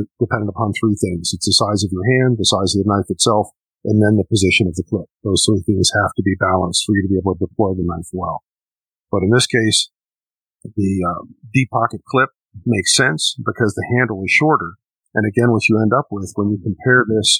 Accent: Chicago, Illinois, United States; moved away; I'm from Chicago originally, still have family back there

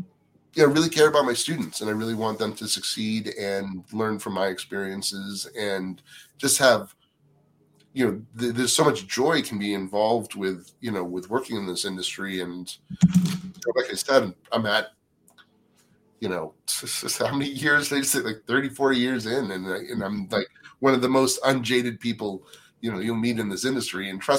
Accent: East Coast, United States; Well, first of all, I didn't know anybody when I came out here. I grew up on the East Coast.

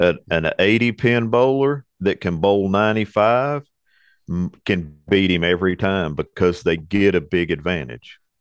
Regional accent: Arlington, Texas, United States; moved away as an adult; also born or lived in Fort Worth, Texas; now in Hot Springs, United States; I was born in Fort Worth. I was raised in Arlington.

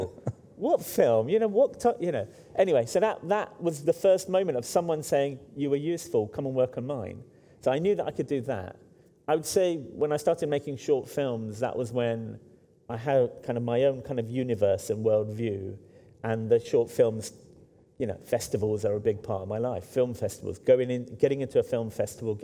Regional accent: London, United Kingdom; I grew up in Hackney, which is now very kind of cool and wealthy.

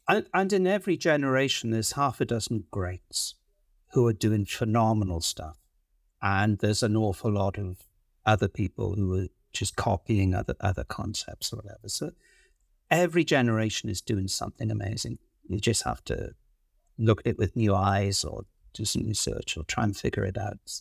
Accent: Wales, United Kingdom; also born or lived in London; now in Vancouver, Canada; I grew up in Wales in the U K

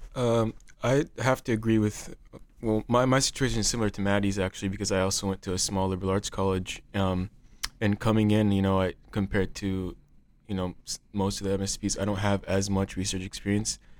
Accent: Cedar Rapids, Iowa, United States; I'm from Cedar Rapids, Iowa.

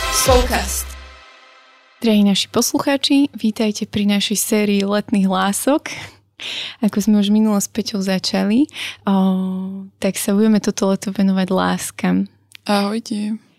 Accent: Brezno, Banská Bystrica Region, Slovakia; ja som vlastne z Briezna

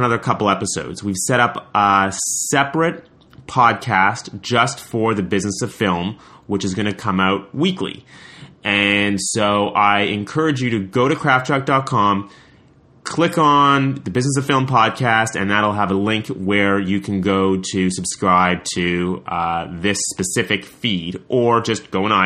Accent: Montreal, Quebec, Canada; I'm from Montreal.

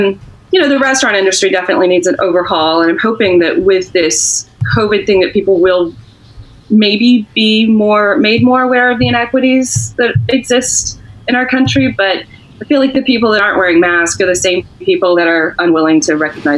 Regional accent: the South, United States; which even I was raised to know that was a traitor flag and nonsense. And I'm a Southerner.

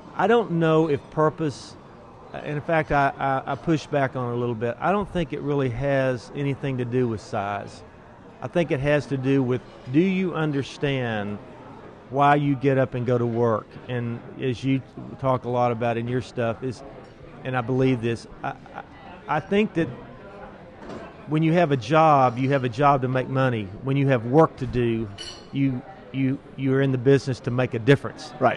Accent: Austin, Texas, United States; I'm from Austin

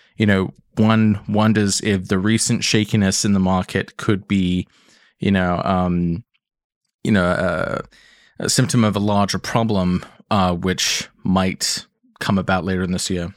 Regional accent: England, United Kingdom; accent: English; I know I sound English

